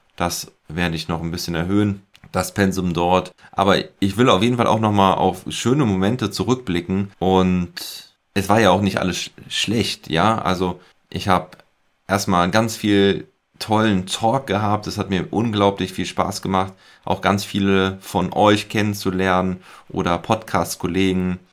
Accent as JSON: {"language": "German", "area": "Ahr Valley", "region": "Rhineland-Palatinate", "country": "Germany", "tie": "born or raised there", "said": "meine Heimat, das Ahrtal"}